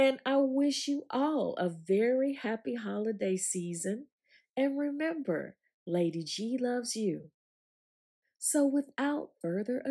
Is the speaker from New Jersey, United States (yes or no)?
no; Augusta, Georgia, United States; when we were growing up in Georgia